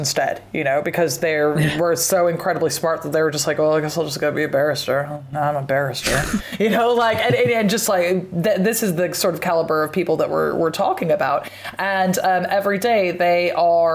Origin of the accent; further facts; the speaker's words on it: Pacific Northwest, United States; I'm from the Pacific Northwest